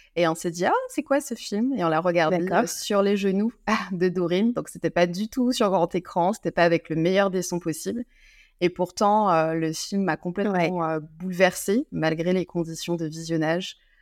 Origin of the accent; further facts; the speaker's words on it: Guadeloupe; moved away as an adult; also born or lived in France; quand j'ai dû quitter la Guadeloupe, mon île natale, pour aller faire mes études en France